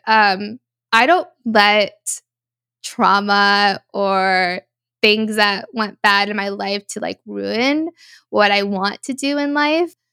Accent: United States; I've already been living two separate lives my whole life, being American and then being Latina

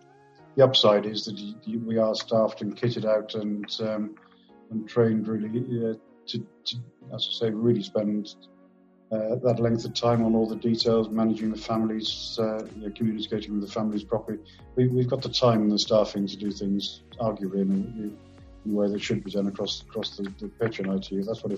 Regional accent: Wales, United Kingdom; So I'm from South Wales, where my folks are from South Wales Mining Valleys is my background, although I moved around quite a lot in my upbringing.

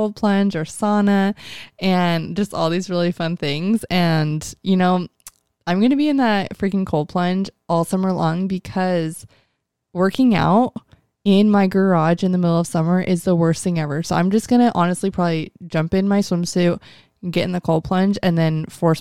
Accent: Mesa, Arizona, United States; I was born in Mesa, Arizona

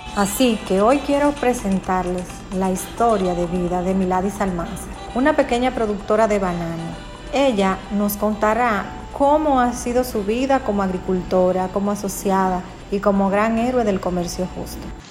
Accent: Mao, Valverde, Dominican Republic; nuestra ciudad y no solo de nuestra ciudad, sino de nuestra República Dominicana. Él también nos representa como dominicanos

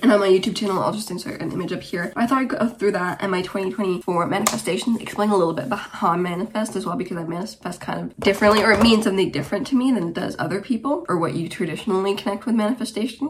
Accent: Germany; also born or lived in Romania; now in Wigan, United Kingdom; I am originally from Romania, but I grew up in Germany and I currently live in the UK, uh, in Wigan, near Manchester

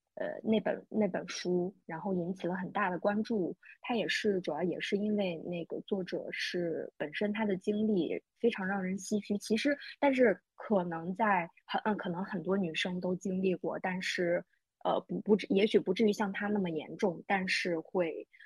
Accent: northern China, China; 我虽然作为一个北方人

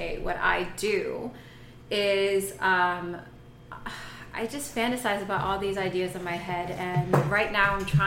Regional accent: New York City, New York, United States; moved away as an adult; also born or lived in Boca Raton, Florida; now in Lake Worth, United States; I was born and raised around New York City all my life

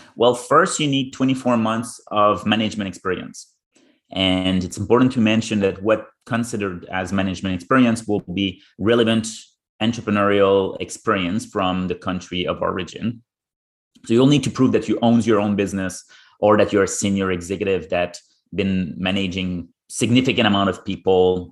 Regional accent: Ottawa region, Ontario, Canada; moved away; growing up in the Ottawa region

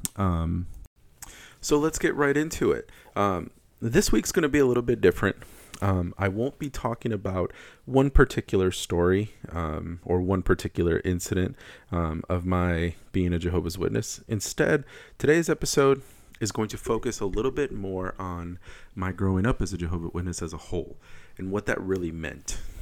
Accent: Wisconsin, United States; I'm from Wisconsin

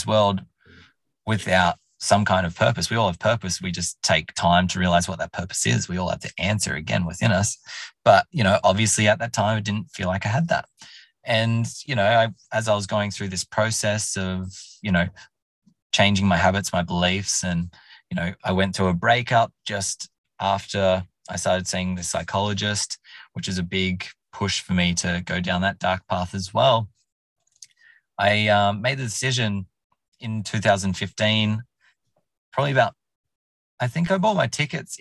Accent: Orange, New South Wales, Australia; moved away as an adult; also born or lived in Canberra / London; I wanted to leave Orange. Where I more or less grew up in from 2000. I was born in Canberra

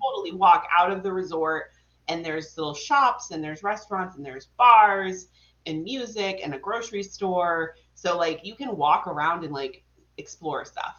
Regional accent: Vermont, United States; I'm from Vermont

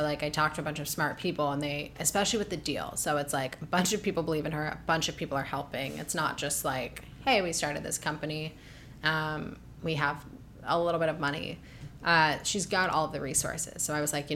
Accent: Ohio, United States; moved away as an adult; also born or lived in New York; now in Los Angeles, United States; I grew up very confused in Ohio.

